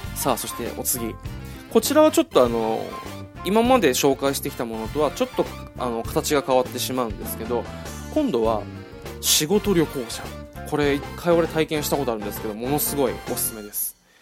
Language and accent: Japanese; Okinawa, Japan; 地元が沖縄